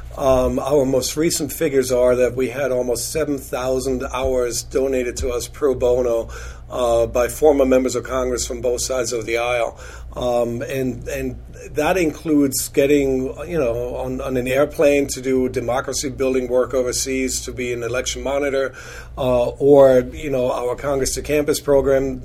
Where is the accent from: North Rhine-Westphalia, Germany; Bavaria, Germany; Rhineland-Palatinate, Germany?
Bavaria, Germany; Munich; now in United States; born and raised in in Munich, Germany, in in the 70s and the 80s.